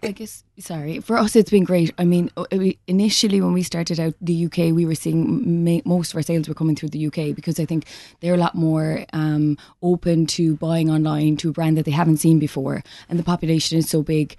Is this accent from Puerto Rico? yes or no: no; West Cork, Munster, Ireland; moved away as an adult; also born or lived in London; growing up in Cork